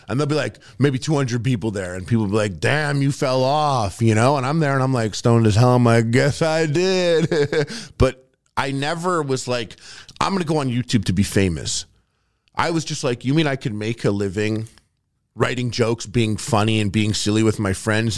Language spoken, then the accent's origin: English; Montreal, Quebec, Canada; also born or lived in Toronto; I'm from Montreal